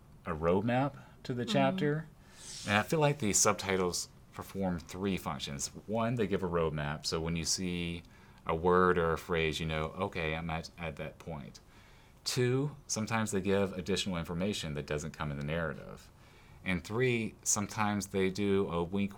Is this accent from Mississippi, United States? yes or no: yes; Mississippi, United States; Growing up in my hometown, we didn't even have a bookstore for a number of years. And so we would have to go to Jackson, Mississippi.